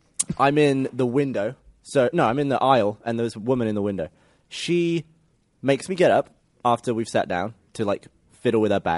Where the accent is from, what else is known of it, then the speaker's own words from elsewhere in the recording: England, United Kingdom; moved away; I'm English